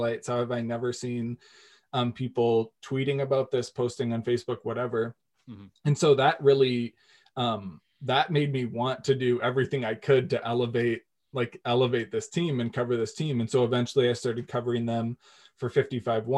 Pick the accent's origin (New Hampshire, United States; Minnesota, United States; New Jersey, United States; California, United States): Minnesota, United States; Walker; moved away as an adult; also born or lived in Morris, Minnesota; now in St. Paul, United States; I grew up in Walker, Minnesota.